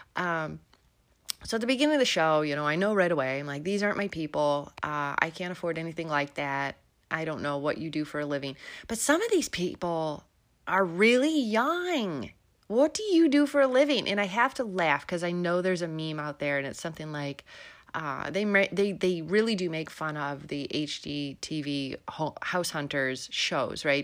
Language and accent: English; Illinois, United States; moved away; also born or lived in Melbourne, Florida; I'm originally from Illinois, so this this, uh, accent is for real